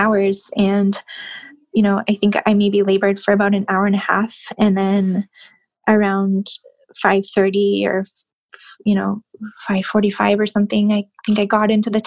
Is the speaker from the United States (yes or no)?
no; Canada; moved away; growing up in Canada